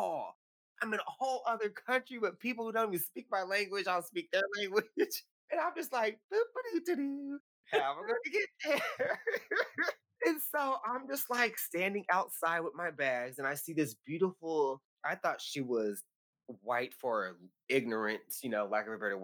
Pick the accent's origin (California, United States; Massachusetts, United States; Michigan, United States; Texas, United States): California, United States; from California.